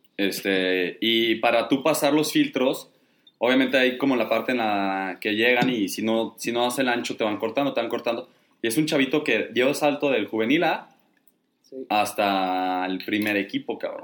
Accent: Mexico; obviamente somos mexicanos

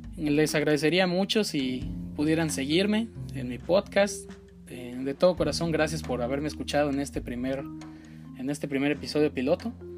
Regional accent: Mexico; soy originario de México

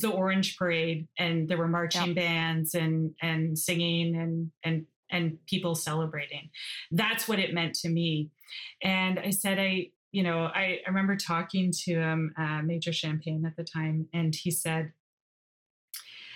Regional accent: Toronto, Ontario, Canada; also born or lived in Belfast, Northern Ireland / Johannesburg, South Africa; I grew up in Scarborough in a suburb of Toronto

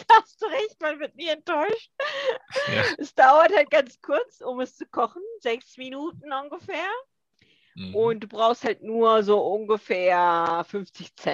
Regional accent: Germany; born there; first language Korean; German is a second language; Ich bin in Deutschland geboren, habe auch vier Jahre in Frankfurt gearbeitet.

